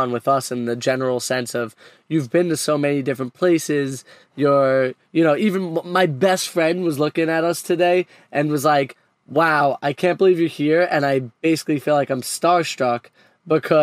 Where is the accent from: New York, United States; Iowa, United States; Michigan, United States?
New York, United States; New York City; moved away; I'm very prideful and proud of being from Brooklyn.